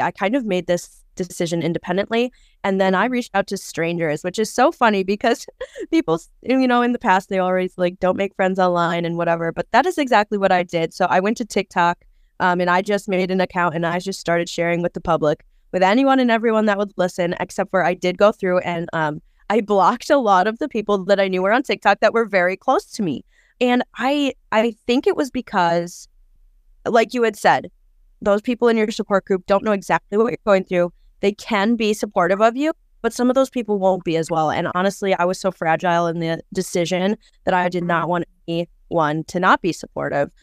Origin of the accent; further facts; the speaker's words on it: Wisconsin, United States; I am from Wisconsin, pretty close to the Twin Cities, actually, so just right over the border